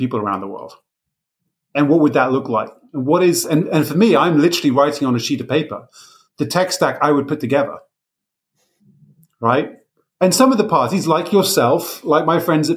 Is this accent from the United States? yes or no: no; United Kingdom; I'm British